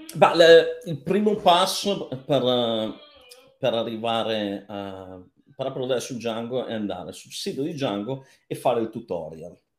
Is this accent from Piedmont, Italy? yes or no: yes; Cuneo, Piedmont, Italy; moved away; io sono di Cuneo